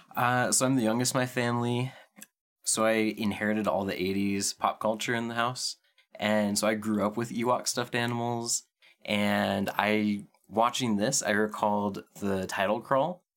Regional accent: Pacific Northwest, United States; I'm from the Pacific Northwest, so is my wife

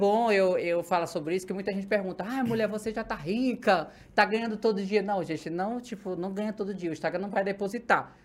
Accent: Ceará, Brazil; now in São Paulo, Brazil; sou natural do Ceará, hum. nordestina

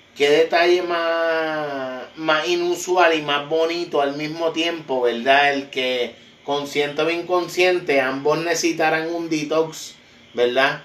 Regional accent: Puerto Rico; como boricua

